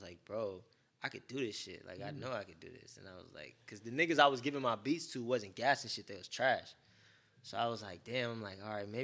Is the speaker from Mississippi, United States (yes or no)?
no; Vallejo, California, United States; moved away as an adult; also born or lived in Oakland, California / San Diego, California / Hawaii; now in Los Angeles, United States; I was born in Vallejo, but I was out there for a couple years, and then I moved back to Oakland